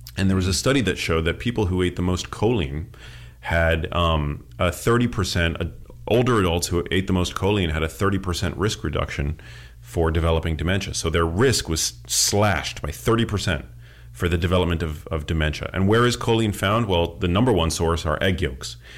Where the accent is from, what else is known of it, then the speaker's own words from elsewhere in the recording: New York City, New York, United States; moved away as an adult; also born or lived in Miami; now in Los Angeles, United States; I grew up in New York City. I went to school in Miami. I live in L